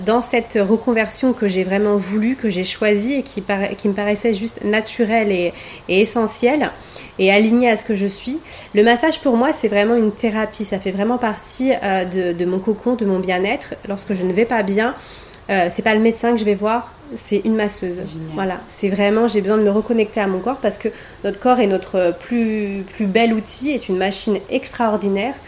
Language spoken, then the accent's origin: French; Paris, Île-de-France, France; moved away as an adult; now in Côte d'Azur, France; j'ai passé 36 ans de ma vie euh, sur Paris.